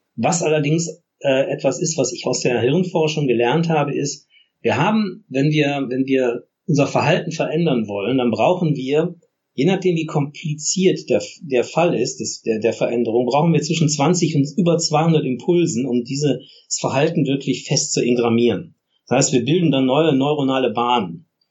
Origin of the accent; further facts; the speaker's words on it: Essen, North Rhine-Westphalia, Germany; ich komme ja ursprünglich aus Essen